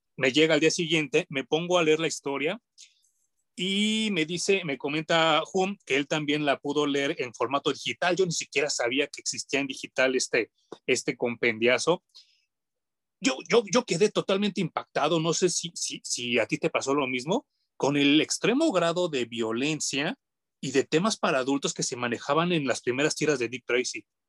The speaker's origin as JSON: {"language": "Spanish", "country": "Mexico", "said": "como de mexicano"}